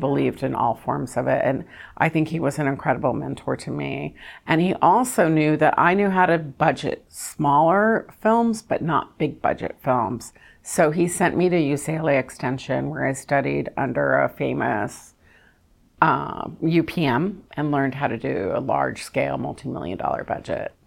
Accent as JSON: {"language": "English", "region": "Kentucky", "country": "United States", "moved": "yes", "lives_now": "Orange County, United States", "said": "I'm from Kentucky"}